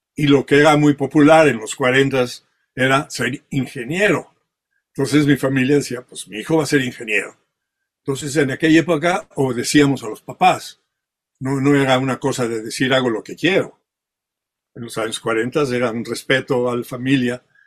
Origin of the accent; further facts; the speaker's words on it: Mexico; first language French; Spanish is a second language; also born or lived in Spain / France; now in California, United States; yo ya crecí en México, o sea, toda mi vida ya eh, con pensamiento ya fue en México todo